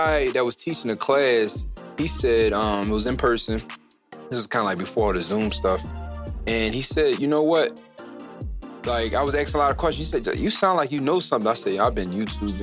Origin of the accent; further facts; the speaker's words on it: Philadelphia, Pennsylvania, United States; born and raised in Philadelphia